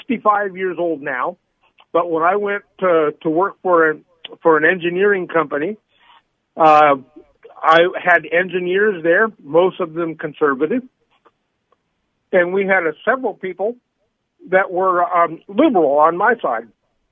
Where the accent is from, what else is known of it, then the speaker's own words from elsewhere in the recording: California, United States; I'm Californian.